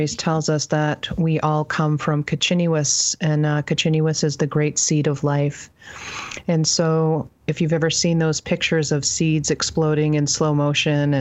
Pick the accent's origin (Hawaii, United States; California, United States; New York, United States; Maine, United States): Maine, United States; Penobscot Indian Island, central; I grew up on Bunawabskek Tribal Territory in central Maine